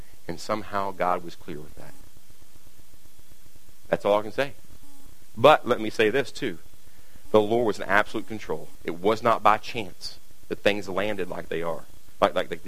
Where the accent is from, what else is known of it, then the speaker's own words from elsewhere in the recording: Kentucky, United States; I'm from Kentucky